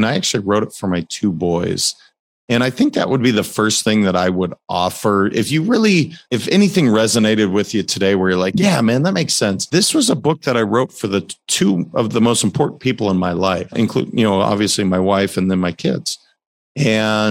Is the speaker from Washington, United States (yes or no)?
no; Montana, United States; I grew up in Montana